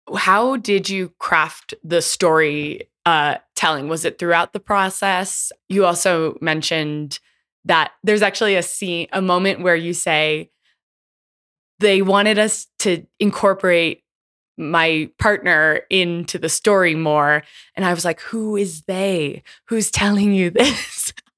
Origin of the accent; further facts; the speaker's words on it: California's Bay Area, United States; my hometown, California's Bay Area